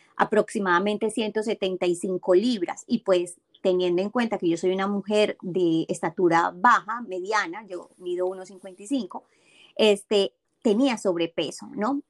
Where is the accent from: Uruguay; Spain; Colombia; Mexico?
Colombia; moved away as an adult; now in Boston, United States; soy colombiana, eh, tengo 44 años y hace 7 años que vivo aquí en Boston, en Estados Unidos.